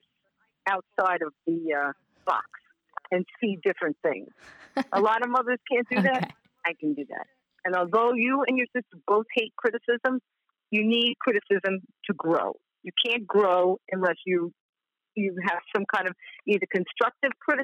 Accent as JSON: {"language": "English", "region": "New York", "country": "United States", "moved": "as an adult", "lives_now": "Florida, United States", "said": "I'm from New York"}